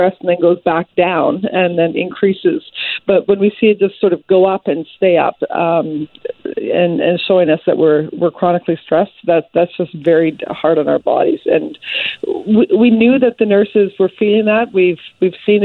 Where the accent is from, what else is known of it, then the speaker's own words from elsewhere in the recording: British Columbia, Canada; as British Columbians